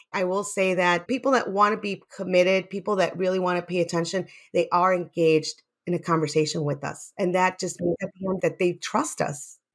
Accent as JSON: {"language": "English", "town": "Chicago", "region": "Illinois", "country": "United States", "tie": "born or raised there", "said": "I grew up in Little Village in Chicago"}